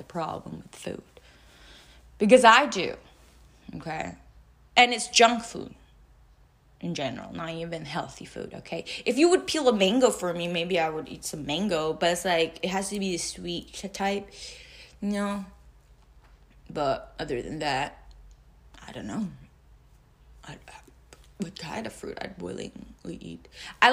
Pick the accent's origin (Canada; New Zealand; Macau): Macau; moved away as an adult; now in United States; I'm 25 right now, and I left my hometown for the first time. I moved out of my house for the first time, you know. So, like, in Macau, it's a small-ass city